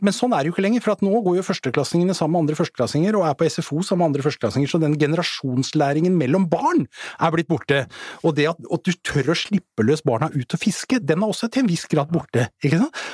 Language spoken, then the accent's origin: Norwegian; Asker, Akershus, Norway; både jeg og … faktisk er vokst opp i, i Asker